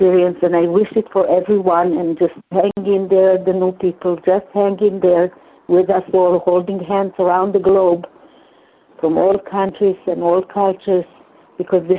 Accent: Hungary; first language Hungarian; English is a second language; moved away; in my mother tongue, in Hungarian

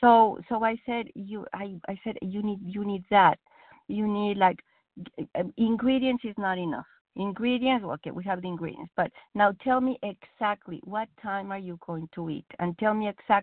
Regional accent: Mexico; English is a second language; now in United States; I'm Mexican. English is not my first language

